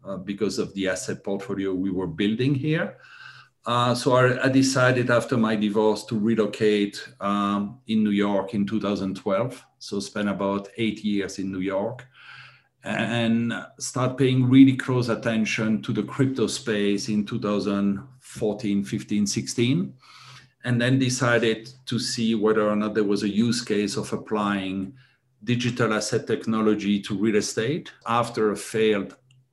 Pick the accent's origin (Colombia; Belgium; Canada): Belgium; moved away as an adult; also born or lived in Thailand; I was born and raised in Europe, in Belgium